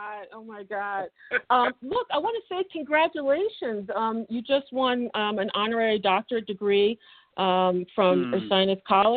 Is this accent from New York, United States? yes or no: no; Philadelphia, Pennsylvania, United States; we're both from Philly.